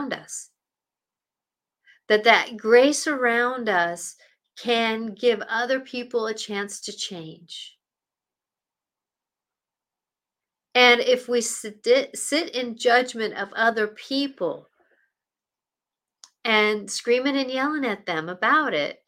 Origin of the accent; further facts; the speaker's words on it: Seattle, Washington, United States; And I grew up in Seattle. I grew up basically 15 minutes from downtown